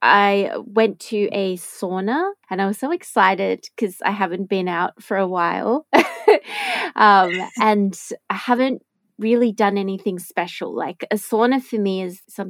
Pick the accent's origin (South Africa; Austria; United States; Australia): Australia; moved away; it ties back into my home country